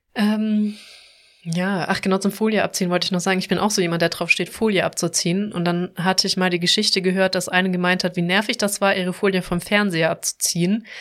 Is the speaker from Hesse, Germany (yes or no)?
no; Baden-Württemberg, Germany; moved away; also born or lived in Cologne; ich komme ja aus dem Süden aus Baden-Württemberg